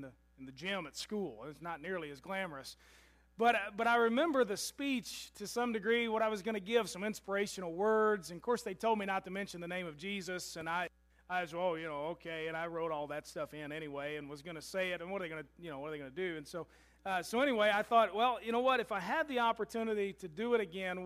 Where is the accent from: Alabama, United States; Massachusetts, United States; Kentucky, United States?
Kentucky, United States; Louisville; I was graduating from Pleasure Ridge Park High School in Louisville, Kentucky